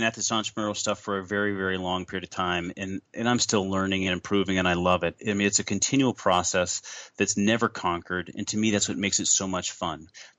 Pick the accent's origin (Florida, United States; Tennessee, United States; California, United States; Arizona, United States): Arizona, United States; born there; Arizona. I was born in Arizona on Air Force Base.